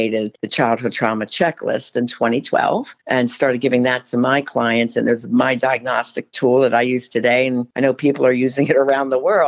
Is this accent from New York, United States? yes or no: no; Philadelphia, Pennsylvania, United States; moved away as an adult; also born or lived in Erie; I'm from Philly. So I'm used to the city.